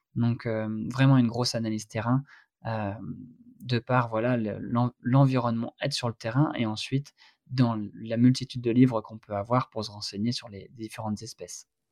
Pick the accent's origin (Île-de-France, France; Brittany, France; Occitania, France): Brittany, France; par chez moi en Bretagne